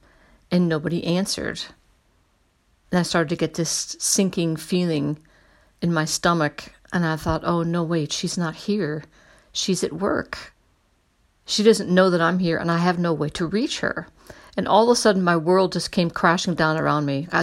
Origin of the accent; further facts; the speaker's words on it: United States; I'm an American